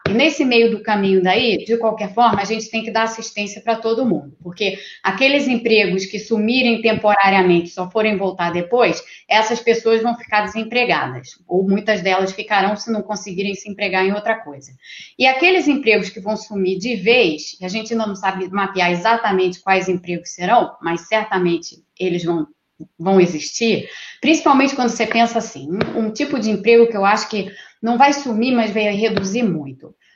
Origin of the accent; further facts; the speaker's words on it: Rio de Janeiro, Brazil; eu sou do Rio de Janeiro